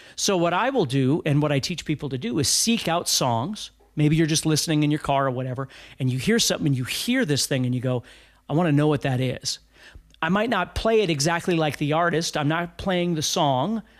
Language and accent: English; Fargo, North Dakota, United States; I'm from Fargo, North Dakota